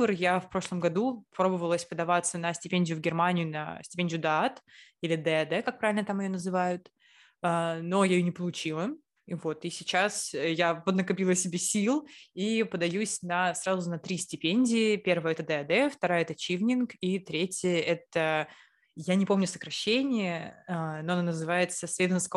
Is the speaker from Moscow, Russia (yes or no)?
no; Saint Petersburg, Russia; moved away; мы, лучшие подруги из Петербурга, хотим учиться за границей.